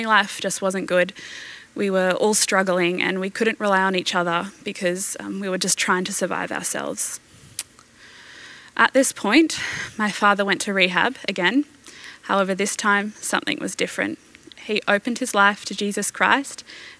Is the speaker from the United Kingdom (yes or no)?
no; Brisbane, Queensland, Australia; I was born in Brisbane and I've lived here my entire life.